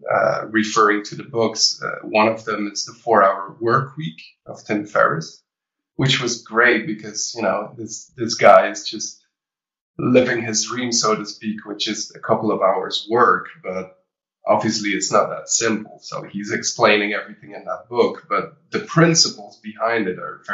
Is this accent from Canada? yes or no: no; Belgium; I started the pop rock department for two different music academies here in Belgium.